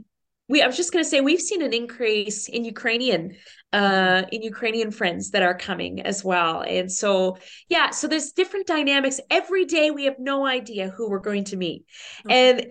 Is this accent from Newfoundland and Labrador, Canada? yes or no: yes; Newfoundland and Labrador, Canada; born there; also born or lived in Australia; So I'm a Newfoundlander by birth.